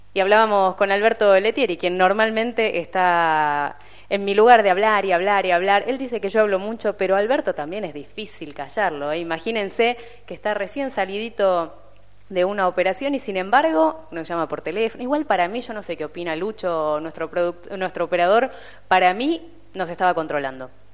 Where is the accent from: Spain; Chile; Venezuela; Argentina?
Argentina; vivamos en este país